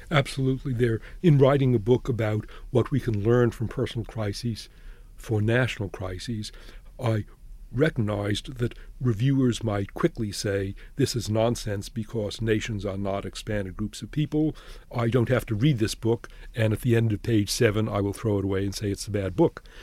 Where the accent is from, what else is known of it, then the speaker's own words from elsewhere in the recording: Boston, Massachusetts, United States; moved away; I grew up in Boston.